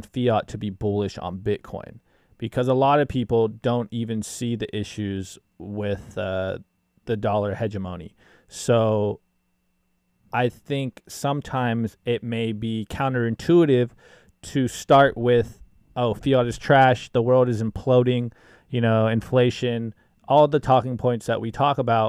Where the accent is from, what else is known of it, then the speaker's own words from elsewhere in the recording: United States; as an American